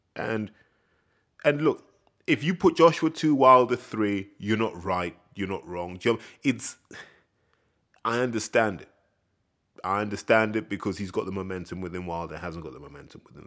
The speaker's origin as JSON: {"language": "English", "country": "United Kingdom", "said": "the British hooligan spirit"}